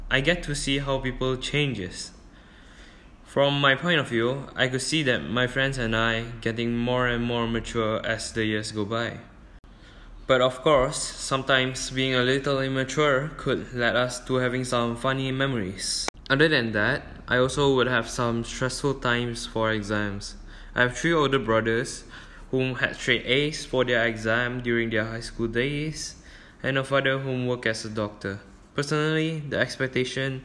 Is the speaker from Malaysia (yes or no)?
yes; Malaysia; I'm from Malaysia